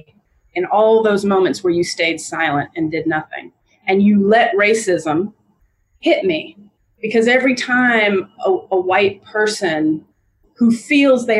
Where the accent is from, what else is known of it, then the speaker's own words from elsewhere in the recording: Montgomery, Alabama, United States; also born or lived in Atlanta, Georgia; I was born in Atlanta, Georgia, grew up in Montgomery, Alabama